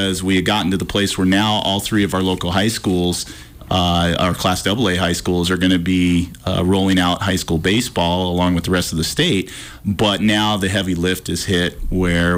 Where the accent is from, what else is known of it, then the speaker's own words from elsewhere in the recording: Washington, United States; moved away as an adult; also born or lived in Oregon; now in Missoula, Montana, United States; I grew up in Washington